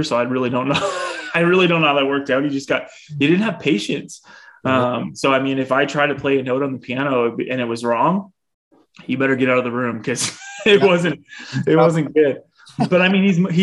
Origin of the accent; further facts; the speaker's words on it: a town outside of Bradford, Ontario, Canada; now in Barrie, Canada; I grew up in Ontario, just a town outside of Bradford, Ontario, which is about half hour north of Toronto.